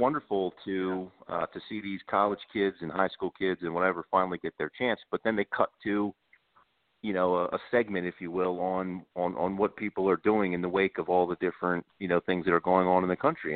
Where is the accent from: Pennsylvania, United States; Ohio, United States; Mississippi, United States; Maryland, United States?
Maryland, United States; Baltimore; growing up in Baltimore, we we you know I, I remember listening to Oriole games